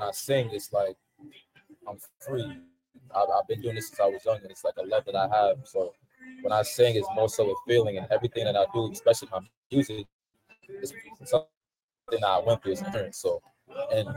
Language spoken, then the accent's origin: English; New York City, New York, United States; also born or lived in Queens, New York; born and raised in Brooklyn, New York